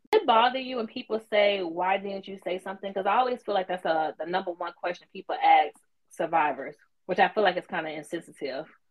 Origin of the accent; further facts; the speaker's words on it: the South, United States; I'm from the South too